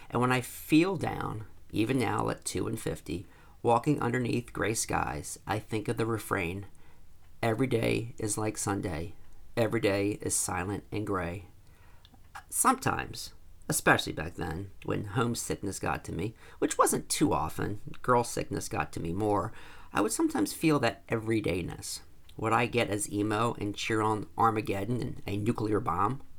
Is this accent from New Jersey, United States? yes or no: yes; New Jersey, United States; now in United Kingdom; I was also from New Jersey